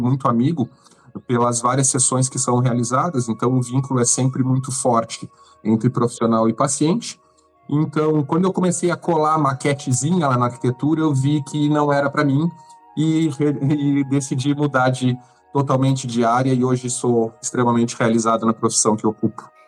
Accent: São Lourenço do Sul, Rio Grande do Sul, Brazil; moved away as an adult; now in Florianópolis, Brazil; cresci em São Lourenço, toda a minha adolescência e agora há cinco anos em Floripa.

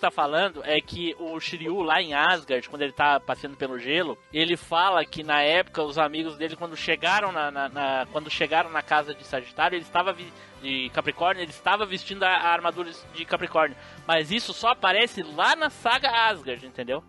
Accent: Rio Grande do Sul, Brazil; sou do sul, sou gaúcho

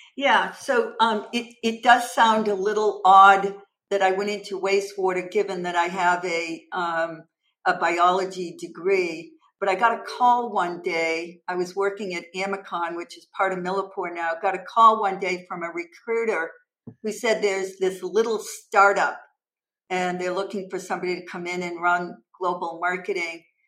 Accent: Massachusetts, United States; originally I'm from Massachusetts and I currently reside in Massachusetts with my husband.

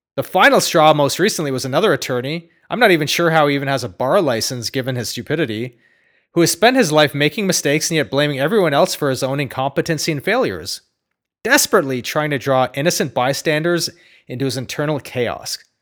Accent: Ottawa, Ontario, Canada; I grew up next to a cow pasture in Ottawa

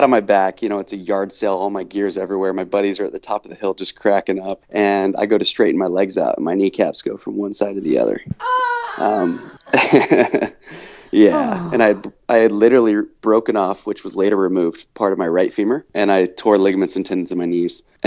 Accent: Dallas, Texas, United States; moved away; also born or lived in Boise, Idaho; I'm from Texas. I'm from Dallas

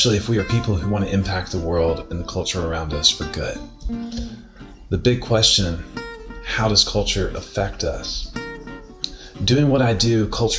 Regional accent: United States; now in Mostar, Bosnia and Herzegovina; my home country

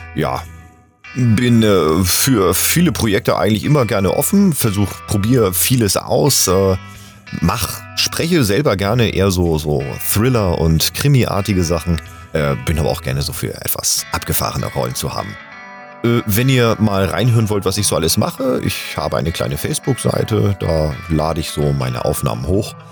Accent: Hamburg, Germany; now in Bühl, Germany; ich bin 85er Jahrgang und gebürtiger Hamburger, lebe aber zurzeit im wunderschönen Bühl im Badener Land

